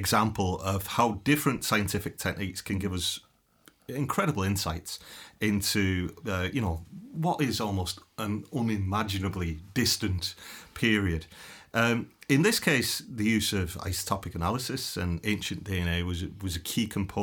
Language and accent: English; England, United Kingdom; now in Ireland; I'm from England originally